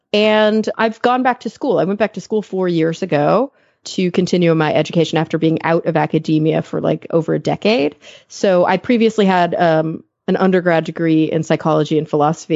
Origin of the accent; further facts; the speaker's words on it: Texas, United States; now in Los Angeles, United States; I grew up in Texas, born and raised